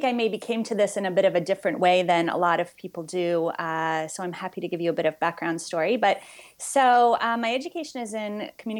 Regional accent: Montreal, Quebec, Canada; I am originally from Montreal.

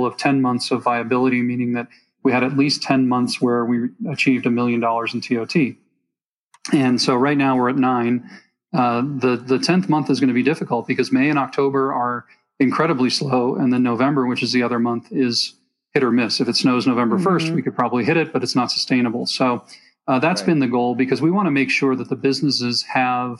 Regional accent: East Coast, United States; moved away as an adult; now in Mammoth Lakes, United States; Growing up on the East Coast

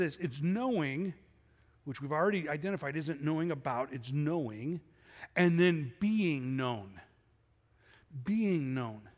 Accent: Chicago, Illinois, United States; I grew up in Chicago.

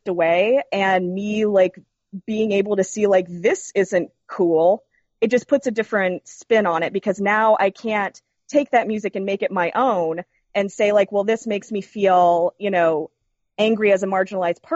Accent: the South, United States; as a marginalized person growing up in the South my whole life

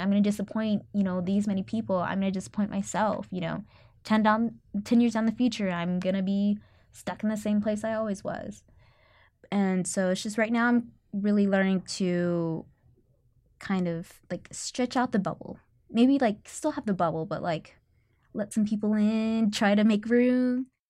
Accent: Katy, Texas, United States; now in Austin, United States; I'm from Katy, Texas

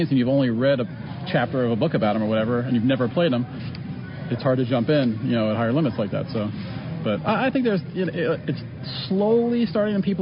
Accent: Philadelphia, Pennsylvania, United States; moved away as an adult; now in Clearwater, United States; I'm originally from Philly

